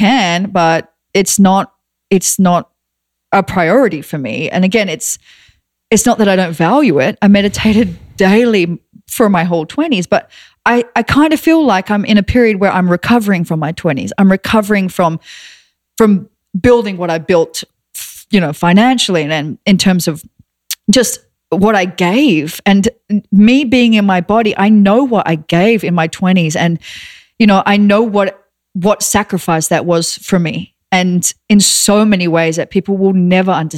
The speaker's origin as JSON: {"language": "English", "country": "Australia", "moved": "yes", "said": "I'm Australian"}